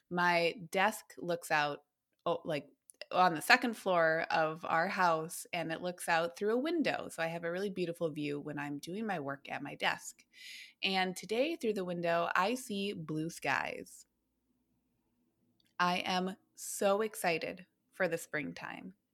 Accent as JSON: {"language": "English", "region": "Minnesota", "country": "United States", "lives_now": "Oregon, United States", "said": "I thought I was cocky when I moved here, and I thought, well, since I'm coming from Minnesota, Minnesota, I have completely experienced seasonal affective before right?"}